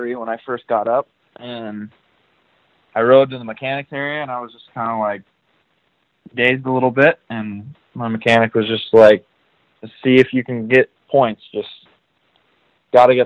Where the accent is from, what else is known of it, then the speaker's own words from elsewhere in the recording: United States; me being American